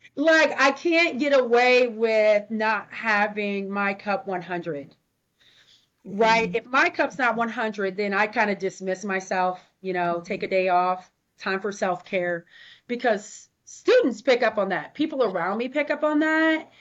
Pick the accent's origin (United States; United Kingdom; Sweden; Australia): United States; Ohio; now in Portland, United States; I am a classic Midwest girl. like I'm from Ohio, so I say hi